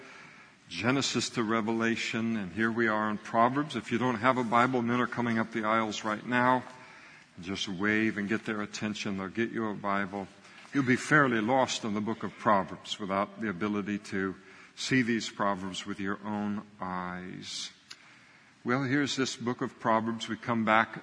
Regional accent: United States; I grew up in the United States of America

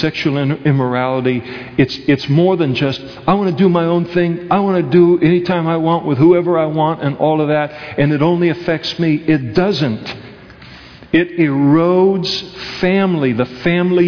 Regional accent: Napa, California, United States; where I was raised in Napa, California

